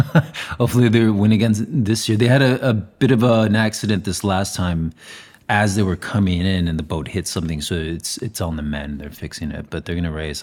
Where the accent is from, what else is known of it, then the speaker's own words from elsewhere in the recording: Zaragoza, Aragon, Spain; moved away; I was born in Saragossa, Spain